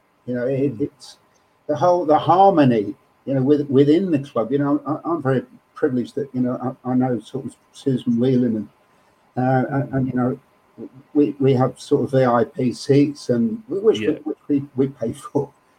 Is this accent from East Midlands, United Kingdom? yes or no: yes; Leicester, East Midlands, United Kingdom; no, you know, I was brought up in Leicester, you know